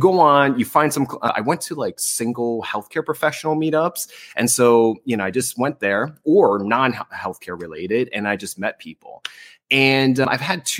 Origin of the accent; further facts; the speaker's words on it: New Jersey, United States; also born or lived in North Las Vegas / New Orleans / Seattle; now in California, United States; I'm originally from New Jersey